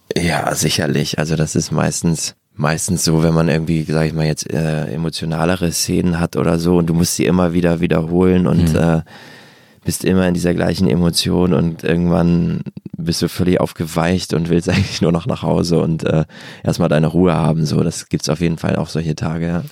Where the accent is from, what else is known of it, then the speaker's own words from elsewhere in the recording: Bargteheide, Schleswig-Holstein, Germany; bin ich zu so einem Jugendtheater in, in der Vorstadt gegangen, wo ich herkomme, in Bagdeheide